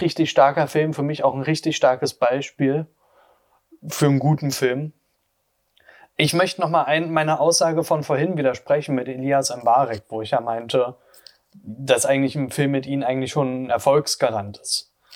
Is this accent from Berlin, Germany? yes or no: yes; Berlin, Germany; Oder auch gerade so Ostberlin, so Köpenick, die Gegend, da bin ich halt aufgewachsen